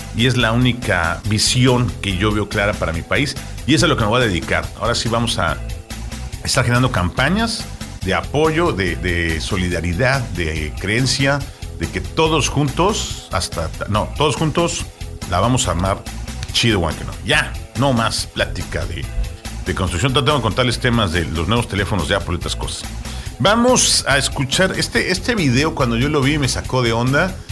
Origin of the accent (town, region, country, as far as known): Mexico